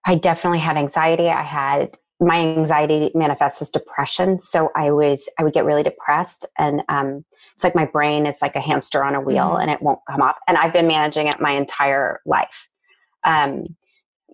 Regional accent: Nashville, Tennessee, United States; I grew up in Nashville, Tennessee, which is a super normal childhood

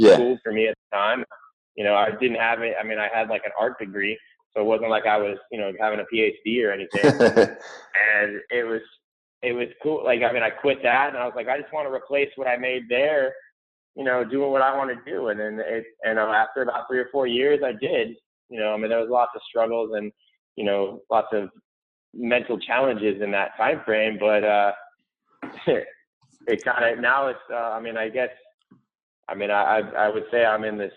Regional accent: St. Petersburg, Florida, United States; I live and grown up here in St. Petersburg, Florida

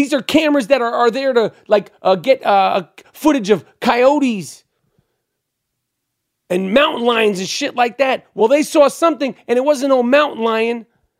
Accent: New York City, New York, United States; And I'm Jewish. I grew up in New York City

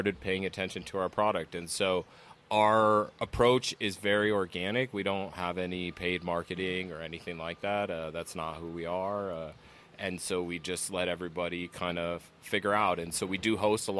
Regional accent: Los Angeles, California, United States; moved away as an adult; also born or lived in Arizona; I'm born and raised in Los Angeles

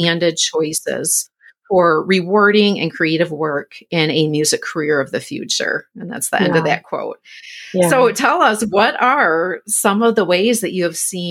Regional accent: Michigan, United States; moved away; my home state of Michigan

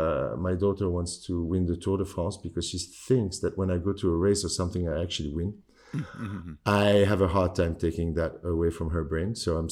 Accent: London, United Kingdom; born there; I was born in London. My dad is French and my mom is Tunisian.

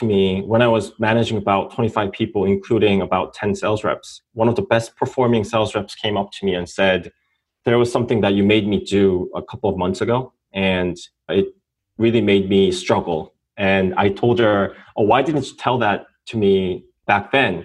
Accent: South Korea; moved away as an adult; now in United States; I'm an entrepreneur from South Korea.

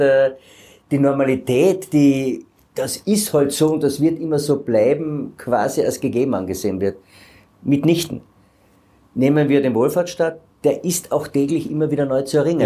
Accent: Carinthia, Austria; bei uns in Kärnten hier an den Gestaden des Wörthersees.

